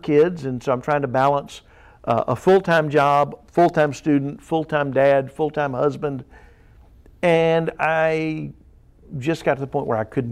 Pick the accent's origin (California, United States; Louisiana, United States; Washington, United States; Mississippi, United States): Louisiana, United States; South; now in Missouri, United States; as a young teenager growing up in South Louisiana